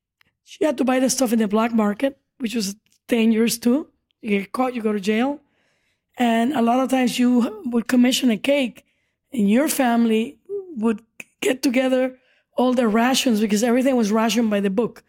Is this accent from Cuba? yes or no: yes; Cuba; now in United States; We came from Cuba in 1971 as immigrants. And she started this business back in Cuba, where it was illegal to have a private business.